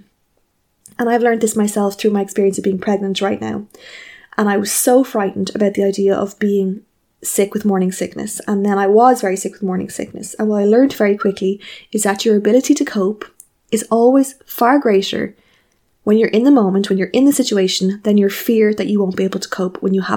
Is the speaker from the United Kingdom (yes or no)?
no; Ireland; as Irish people